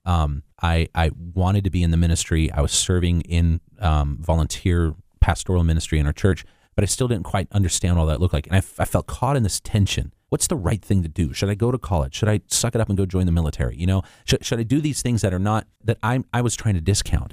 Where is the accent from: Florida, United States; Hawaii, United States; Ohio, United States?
Hawaii, United States; growing up in Hawaii.